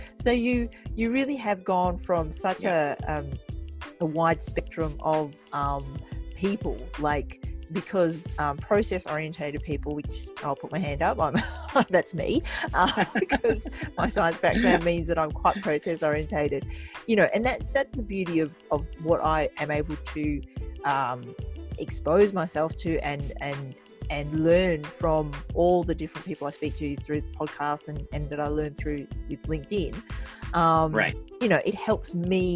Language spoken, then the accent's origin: English; Australia; growing up in Australia with an Asian background